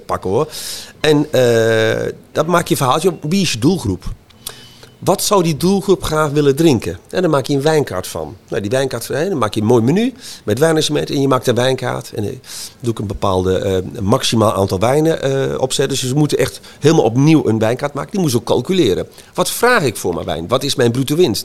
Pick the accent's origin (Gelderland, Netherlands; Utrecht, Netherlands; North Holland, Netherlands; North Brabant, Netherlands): Gelderland, Netherlands; Montferland; ik kom uit Montferland, dus uh, eh, Arnhem en dan richting Duitse grens, van de boerderij.